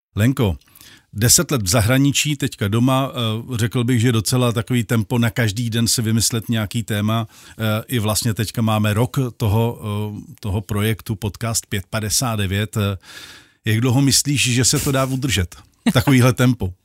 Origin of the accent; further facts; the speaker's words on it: Vrchlabí, Hradec Králové Region, Czechia; já jsem z Vrchlabí